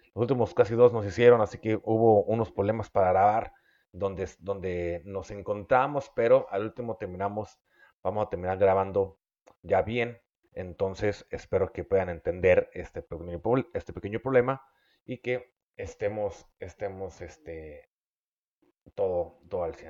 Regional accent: Mexico; also born or lived in Mexicali, Baja California; los que somos mexicanos

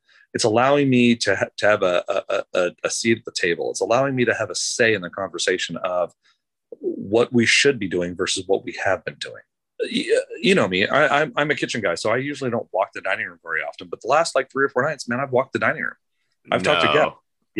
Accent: Los Angeles, California, United States; well, listen, we're from Los Angeles.

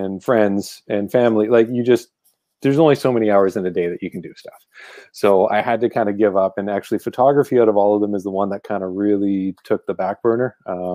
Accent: Ottawa, Ontario, Canada; from Ottawa, Ontario, Canada

